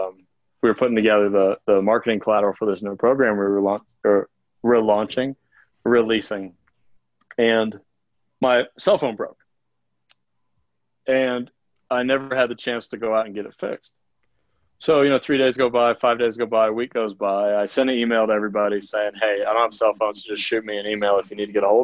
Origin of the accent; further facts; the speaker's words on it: Ohio, United States; moved away as an adult; also born or lived in Florida / Boulder, Colorado; now in Colorado, United States; the only job I'd ever had was at the Gap warehouse in my hometown in Ohio